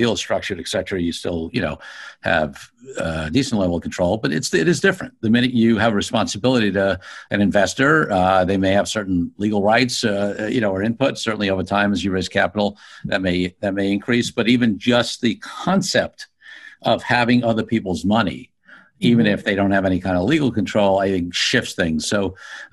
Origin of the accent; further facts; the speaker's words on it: New York City, New York, United States; being a low middle class kid growing up in Brooklyn